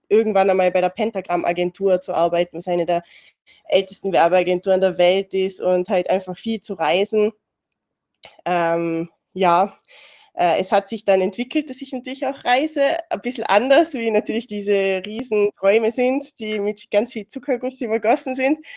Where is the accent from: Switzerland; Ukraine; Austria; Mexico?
Austria; Innsbruck, Tyrol; German is a second language; also born or lived in Sofia, Bulgaria / Imst / Vorarlberg; ich bin eigentlich in Bulgarien geboren, im 1992 äh, in Sofia und bin dann mit neun Jahren nach Österreich gezogen und lebe seitdem im wunderschönen Innsbruck.